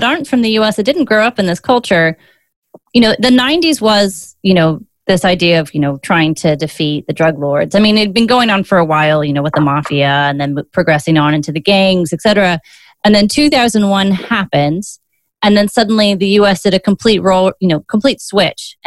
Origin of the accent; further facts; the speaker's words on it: Virginia, United States; Virginia, your home state